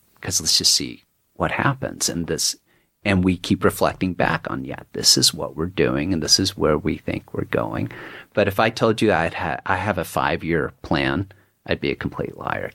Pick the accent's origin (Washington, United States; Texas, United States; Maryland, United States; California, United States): Texas, United States; Dallas; moved away as an adult; also born or lived in Woodstock, New York; being a Texan